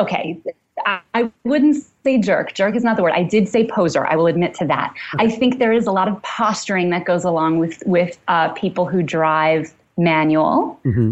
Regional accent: New York City, New York, United States; we grew up in Manhattan

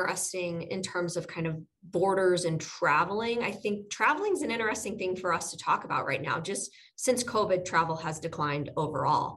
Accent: Indiana, United States; I'm from Indiana

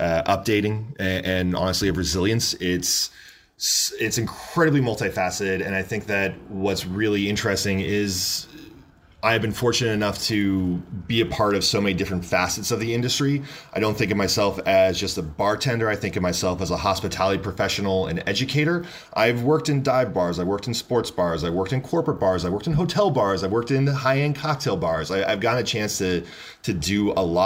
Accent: along Lake Erie, Pennsylvania, United States; moved away as an adult; also born or lived in Syracuse, New York; now in Los Angeles, United States; I am originally from Pennsylvania. I grew up right along Lake Erie

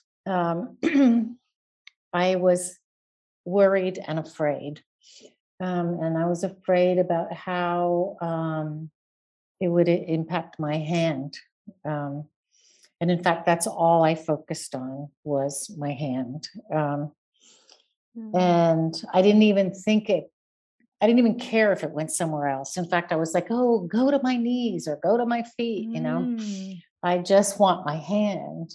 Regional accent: California, United States; moved away as an adult; also born or lived in Northern Italy; now in Italy; I'm originally from California, and but I have been living in Italy now, in Northern Italy, for the last 22 years

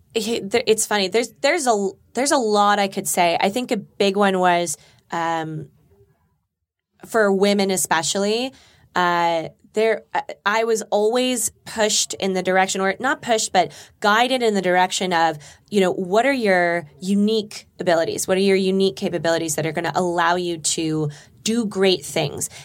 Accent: Burbank, California, United States; I grew up in Burbank

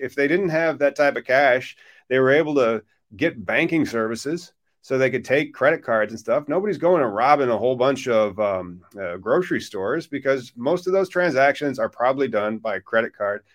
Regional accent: Illinois, United States; my home state of Illinois

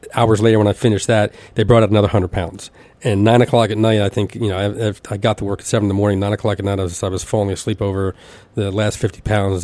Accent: Elizabeth, New Jersey, United States; I grew up in Elizabeth, New Jersey

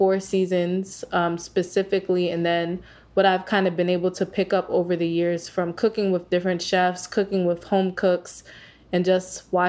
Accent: Maryland, United States; also born or lived in New York / Las Vegas; I was actually born and raised in Maryland, so I grew up here

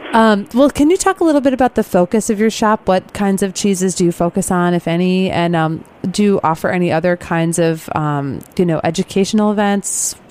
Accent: Illinois, United States; I grew up in the Midwest also. I grew up in Illinois, and, you know, so I grew up eating cheese curds because all my relatives lived in Wisconsin

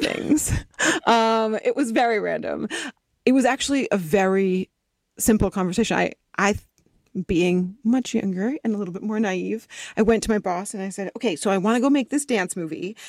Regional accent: East Coast, United States; now in Los Angeles, United States; I grew up on the East Coast, and then my family moved out to the West Coast, and I moved down to L

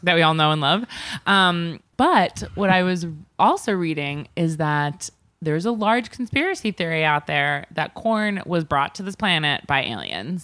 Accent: Long Island, New York, United States; I grew up in Long Island

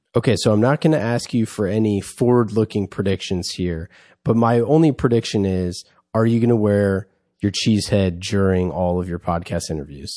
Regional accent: Bay Area, California, United States; grew up in, uh, in the, in the Great Bay Area.

